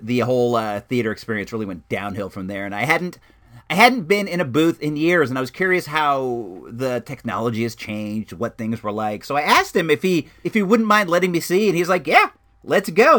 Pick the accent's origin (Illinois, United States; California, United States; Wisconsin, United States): California, United States; born or raised there